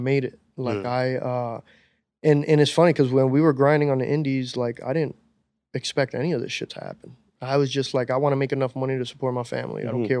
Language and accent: English; New York City, New York, United States; As a New Yorker, as a dude that grew up listening to hip hop